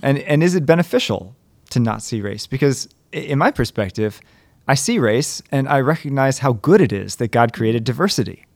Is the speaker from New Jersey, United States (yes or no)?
no; Western Maryland, United States; moved away; I grew up in Maryland, and Maryland is an interesting clash of cultures where I grew up. Um, it, we're, 'cause I'm in Western Maryland